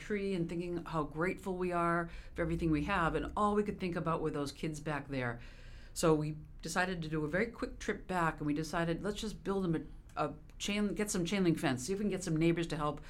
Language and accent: English; a suburb of Boston, Massachusetts, United States; I'm from the Boston area. I grew up not with a silver spoon in my mouth, but in a suburb of Boston